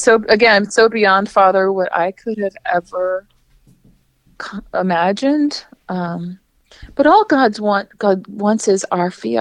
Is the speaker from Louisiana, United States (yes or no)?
yes; New Orleans, Louisiana, United States; I grew up uptown in New Orleans, not far from that shrine